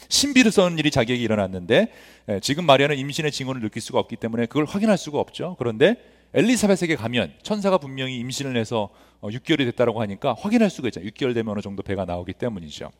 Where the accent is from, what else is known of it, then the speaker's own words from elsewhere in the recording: Los Angeles, California, United States; 저도 굉장히 안 좋은 학군에서 이스트 LA라는 곳에서 성장을 했는데